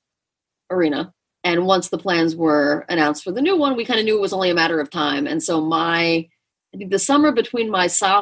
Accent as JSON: {"language": "English", "area": "Long Island", "region": "New York", "country": "United States", "said": "I'm from Long Island"}